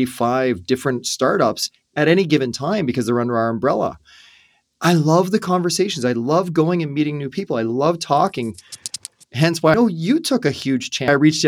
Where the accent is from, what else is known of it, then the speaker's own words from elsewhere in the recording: Canada; Yeah, I'm an Irish born, first born in Canada out of our family